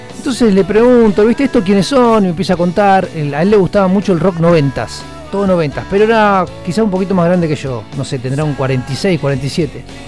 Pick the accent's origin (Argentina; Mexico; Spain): Argentina; Yo soy de Argentina